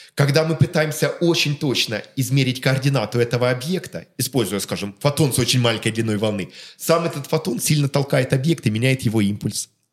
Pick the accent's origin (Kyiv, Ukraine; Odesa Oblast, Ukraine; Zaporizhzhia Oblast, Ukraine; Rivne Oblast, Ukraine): Zaporizhzhia Oblast, Ukraine; Melitopol; moved away; also born or lived in Kharkiv; о Мелитополе, моем родном городе